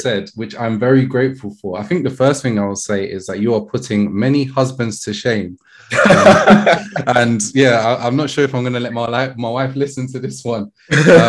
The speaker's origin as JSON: {"language": "English", "region": "London", "country": "United Kingdom", "tie": "born or raised there", "said": "I grew up in Brixton"}